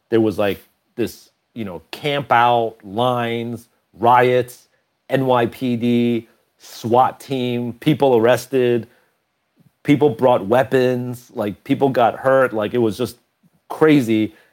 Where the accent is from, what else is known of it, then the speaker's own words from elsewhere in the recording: Portland, Oregon, United States; We're from Portland, Oregon. We don't understand New York.